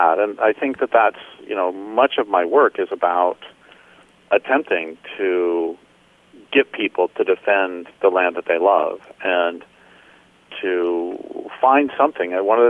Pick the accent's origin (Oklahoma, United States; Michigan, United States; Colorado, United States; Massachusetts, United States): Colorado, United States; moved away as an adult; also born or lived in Nebraska / Nevada / Idaho / Washington; now in California, United States; I grew up in, I was born in Nebraska, grew up in Colorado, and then lived in Nevada and Idaho and Washington, and then now I live in far northern California on the coast in the Redwoods.